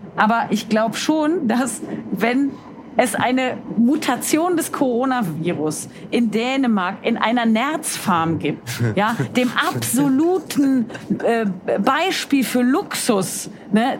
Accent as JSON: {"language": "German", "town": "Cologne", "region": "North Rhine-Westphalia", "country": "Germany", "said": "Ich bin Kölnerin, aber ich muss auch nach Köln, weil ich arbeite"}